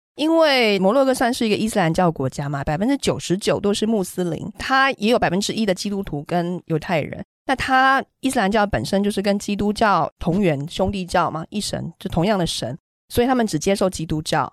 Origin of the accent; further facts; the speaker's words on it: Taiwan; moved away as an adult; also born or lived in Germany; now in Morocco; 我们台湾人